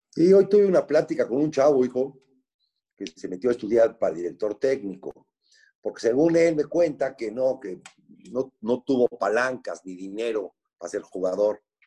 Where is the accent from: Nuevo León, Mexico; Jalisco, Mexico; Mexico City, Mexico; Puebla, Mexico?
Puebla, Mexico; yo nací en Puebla, tengo 61 años. Mi papá fue como por el 63, 64, fue accionista de Puebla con dos acciones